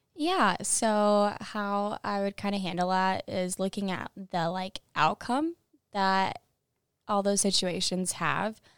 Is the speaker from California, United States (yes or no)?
no; Monticello, Indiana, United States; moved away as an adult; now in Iowa City, United States; I'm from Monticello, Indiana, and I run cross country and track here.